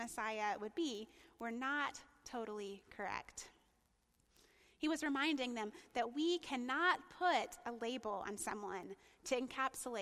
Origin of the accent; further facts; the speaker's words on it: the South, United States; I'm from the South